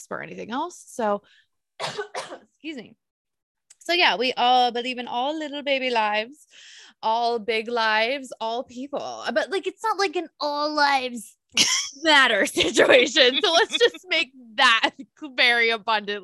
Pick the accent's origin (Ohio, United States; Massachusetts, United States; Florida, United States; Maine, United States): Ohio, United States; Cincinnati; Born and raised in Cincinnati, Ohio